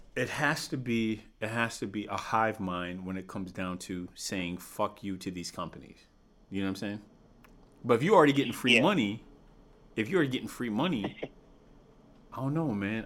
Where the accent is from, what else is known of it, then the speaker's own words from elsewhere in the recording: United States; we have to look out for Americans, right? more specifically, right? Because we're American